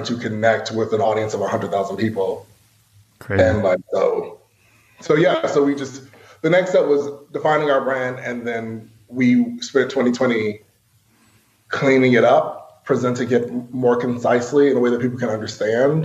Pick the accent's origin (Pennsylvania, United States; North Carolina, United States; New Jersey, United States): North Carolina, United States; Asheville; also born or lived in New York City; I'm from Asheville. So like I have done all the debutantes and the brigades and all that sort of thing.